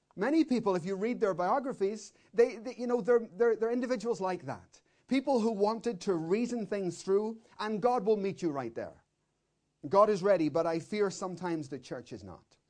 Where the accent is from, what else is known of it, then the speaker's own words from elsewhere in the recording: Belfast, Northern Ireland, United Kingdom; I'm coming from Belfast.